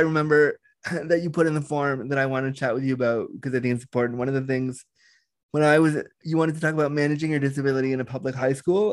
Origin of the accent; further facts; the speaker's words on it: Orange County, California, United States; I was born in Orange County back in the day.